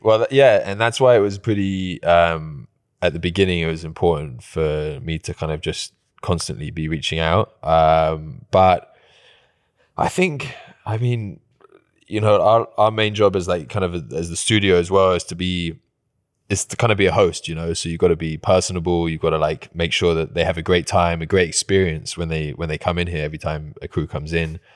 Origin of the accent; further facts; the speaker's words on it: England, United Kingdom; moved away; I'm English